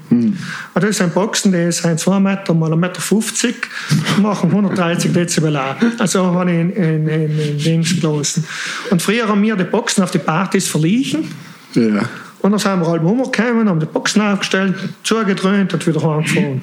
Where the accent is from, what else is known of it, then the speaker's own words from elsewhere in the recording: South Tyrol, Trentino-Alto Adige, Italy; moved away; also born or lived in Switzerland (born) / Milan; als Südtiroler, als harter Südtirol